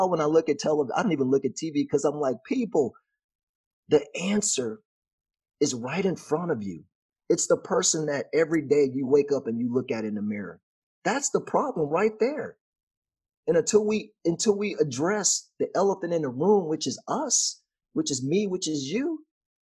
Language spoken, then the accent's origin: English; Texas, United States; I'm from Texas